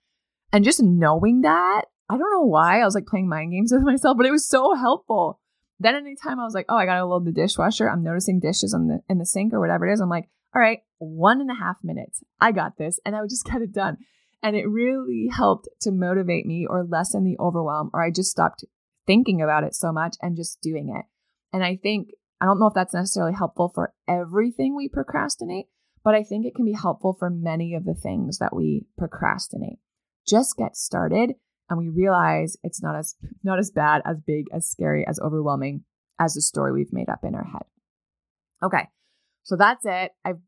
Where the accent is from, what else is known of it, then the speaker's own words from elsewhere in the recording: Maine, United States; And if you live, I don't know, beyond the wall, like I did where I grew up in Northern Maine